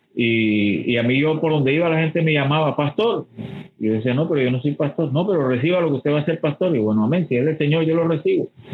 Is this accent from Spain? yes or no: no; Barranquilla, Atlántico, Colombia; moved away as an adult; also born or lived in Bogotá; yo soy barranquillero